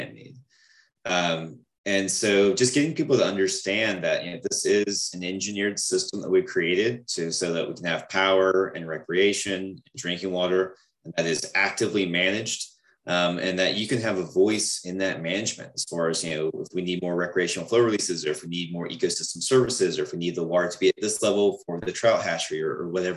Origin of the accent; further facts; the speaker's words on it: Gastonia, North Carolina, United States; I grew up around here in Gastonia